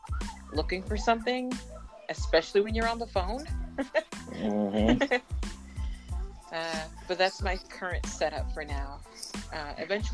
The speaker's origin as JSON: {"language": "English", "town": "Boston", "region": "Massachusetts", "country": "United States", "tie": "born or raised there", "said": "I grew up in Boston, Massachusetts"}